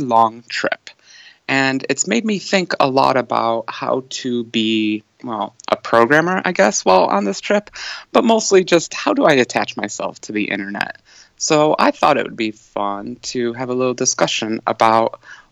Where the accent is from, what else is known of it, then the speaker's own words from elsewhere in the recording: United States; I'm American